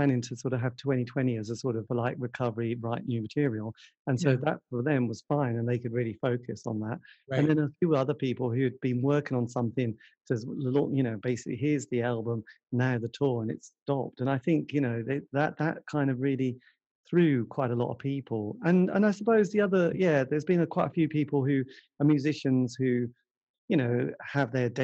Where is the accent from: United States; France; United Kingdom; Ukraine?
United Kingdom; England; I'm English